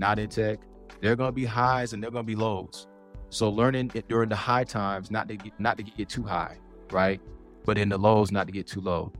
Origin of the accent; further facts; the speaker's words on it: Fuquay-Varina, North Carolina, United States; I'm from Fuquay-Varina, which is just south of Raleigh